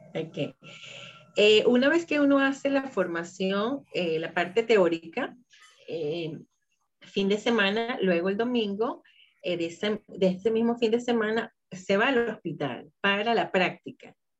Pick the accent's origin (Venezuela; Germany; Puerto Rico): Venezuela; soy de Venezuela